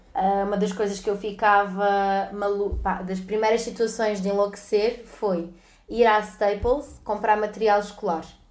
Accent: Lisbon, Portugal; born or raised there; accent: Lisbon; also born or lived in Salvador, Bahia, Brazil

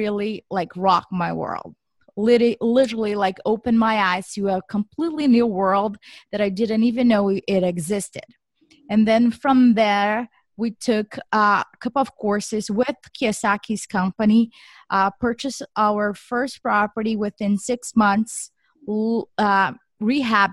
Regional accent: Brazil; moved away as an adult; now in United States; I was born and raised in Brazil. So I came to the US in 2008 for my master's degree

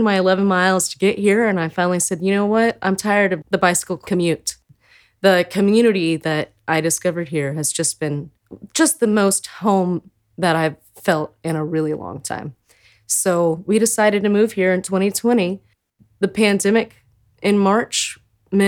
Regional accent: San Marcos, Texas, United States; I grew up in San Marcos, Texas.

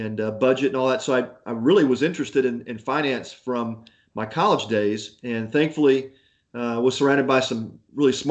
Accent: Houston, Texas, United States; growing up in Houston

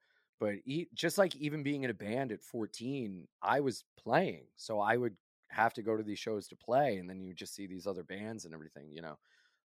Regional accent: Delaware, United States; there was this local band in Delaware, because we're from Delaware.

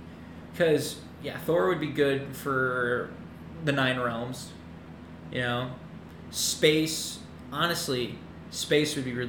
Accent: Cedar Falls, Iowa, United States; moved away; I'm used to my hometown, the Cedar Falls

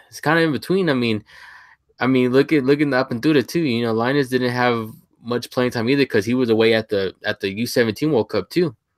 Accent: Sweetwater, Texas, United States; my hometown is, um, Sweetwater, Texas. I'm from the big state of Texas

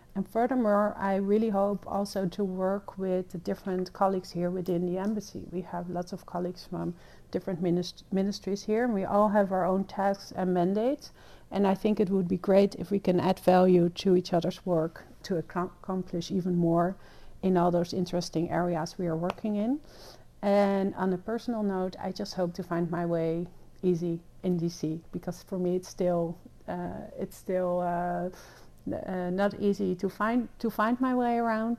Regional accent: The Hague, South Holland, Netherlands; moved away as an adult; also born or lived in Wiscasset, Maine; now in United States; I was born and raised in uh, in The Hague, in the Netherlands

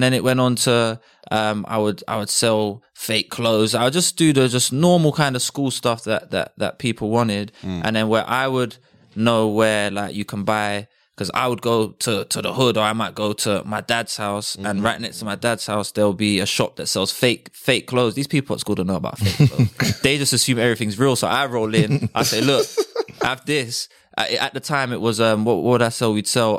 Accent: Bromley, London, United Kingdom; I grew up in Bromley, and I went to school in Bromley as well.

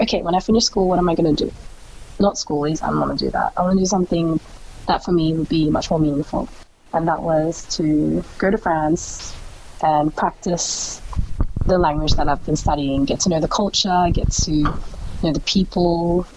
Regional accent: Melbourne, Victoria, Australia; moved away as an adult; now in Ho Chi Minh City, Vietnam; born and raised in Melbourne by my mum, who's Vietnamese, my father, who's Ethiopian

